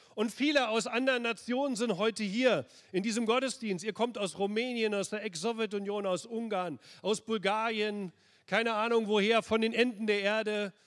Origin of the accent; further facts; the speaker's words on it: Berlin, Germany; ich bin im Schatten der Mauer aufgewachsen, in Berlin-Pankow, auf der östlichen Seite der Mauer